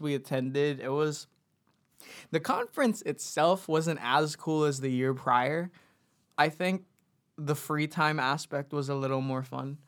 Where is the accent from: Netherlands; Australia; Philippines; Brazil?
Philippines; now in New Zealand; we grew up in the Philippines, and then, and then planned, like, we, we kinda knew we were gonna go move over to New Zealand